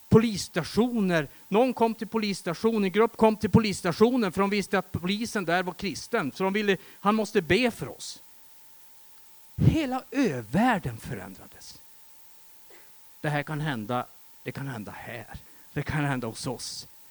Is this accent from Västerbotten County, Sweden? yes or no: yes; Västerbotten County, Sweden; Jag kommer från Västerbotten och i mina hemtrakter runt omkring där